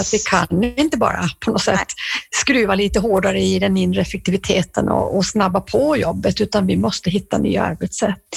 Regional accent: Norrbotten County, Sweden; jag kommer ju från Norrbotten

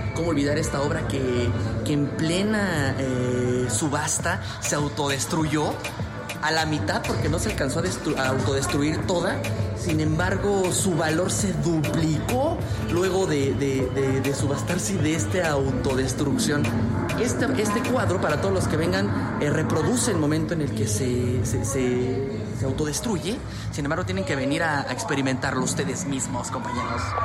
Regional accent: La Mamonita, Oaxaca, Mexico; soy de un lugar que se llama La Mamonita, Oaxaca

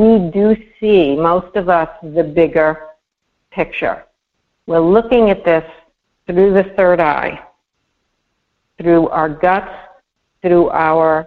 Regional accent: New York City, New York, United States; growing up in Brooklyn

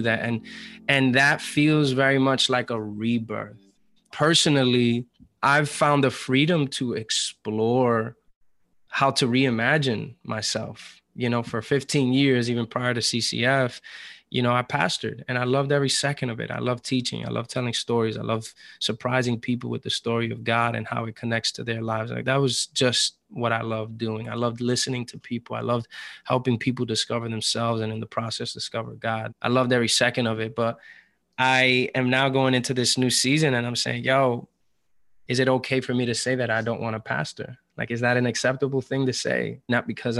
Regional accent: New York City, New York, United States; moved away as an adult; now in Atlanta, United States; I'm still a New Yorker through and through

